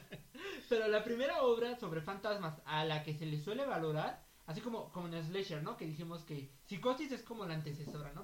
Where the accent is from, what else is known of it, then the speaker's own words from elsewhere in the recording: Mexico; Nosotros que somos mexicanos